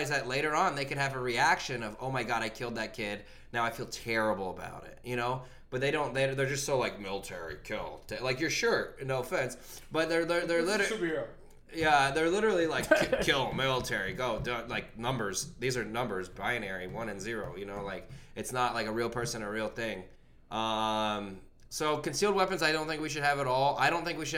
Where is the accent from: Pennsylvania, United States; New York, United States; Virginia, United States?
Virginia, United States; I'm from Virginia